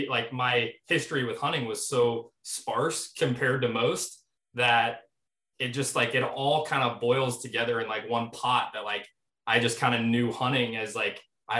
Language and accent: English; Midwest, United States; born and raised here